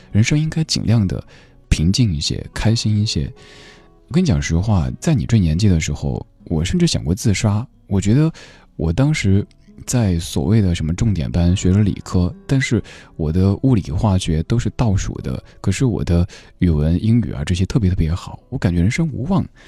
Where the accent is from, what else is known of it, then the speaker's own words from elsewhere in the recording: Chengdu, Sichuan, China; accent: Sichuanese; 我家是成都的，然后说四川话